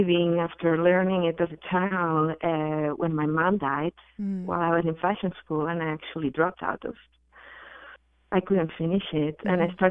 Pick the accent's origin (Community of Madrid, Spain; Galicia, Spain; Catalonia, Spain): Catalonia, Spain; Barcelona; I'm from Spain. I'm from Barcelona.